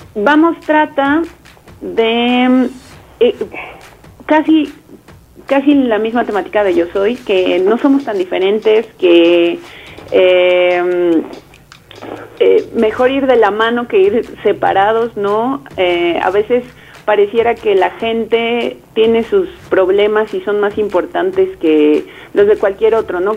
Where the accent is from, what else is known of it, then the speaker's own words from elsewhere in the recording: Mexico; como mexicanos